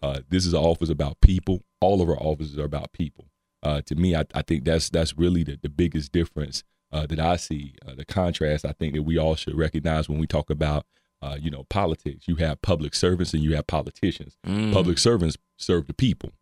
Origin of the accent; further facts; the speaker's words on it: North Carolina, United States; moved away as an adult; also born or lived in Cincinnati / Dayton; now in Ohio, United States; I'm originally from North Carolina. Uh, I've been up here almost 10 years, came up here for school